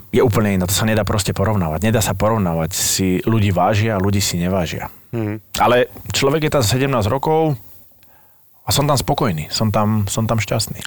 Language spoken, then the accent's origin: Slovak; Slovakia; moved away as an adult; also born or lived in Nuremberg, Germany; som Slovák, dneska to viem